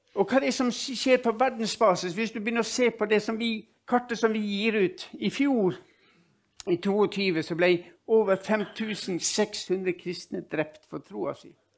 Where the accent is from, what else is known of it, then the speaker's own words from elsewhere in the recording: Ålesund, Møre og Romsdal, Norway; moved away; also born or lived in Nordland; Jeg er født og oppvokst i, i, Ålesund